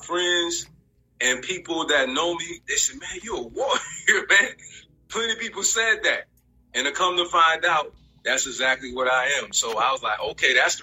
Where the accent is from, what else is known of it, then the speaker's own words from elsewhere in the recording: Rochester, New York, United States; now in Oakland, United States; I'm tuning in from Oakland, Tennessee, but I'm originally from Rochester, New York